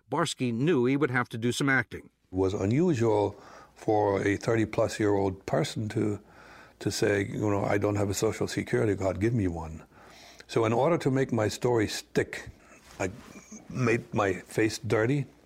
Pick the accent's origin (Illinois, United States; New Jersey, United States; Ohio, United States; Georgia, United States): New Jersey, United States; Orange; I'm originally from New Jersey. I was born in Orange. Mm-hmm. That's it. American.